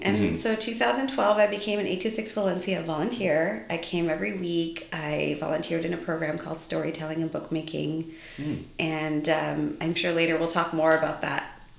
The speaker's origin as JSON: {"language": "English", "town": "Vancouver", "region": "British Columbia", "country": "Canada", "tie": "born or raised there", "also_born_or_lived": "England / London", "moved": "as an adult", "lives_now": "San Francisco, United States", "said": "I was born in England, but raised mostly in Canada, and became a school teacher. I graduated with a Bachelor of Education, living in Vancouver, BC."}